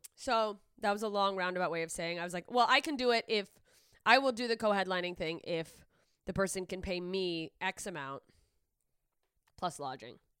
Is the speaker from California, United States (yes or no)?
no; Alaska, United States; moved away; my hometown in Alaska